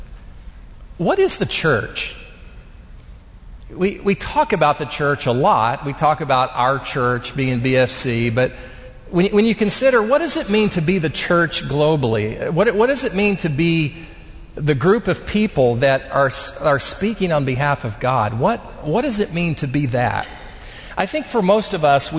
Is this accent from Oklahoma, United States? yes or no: yes; Bethany, Oklahoma, United States; a kid from Bethany, Oklahoma